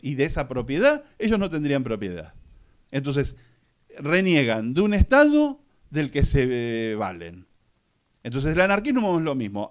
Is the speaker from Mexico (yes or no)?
no; Argentina; yo soy argentino y mi papá era argentino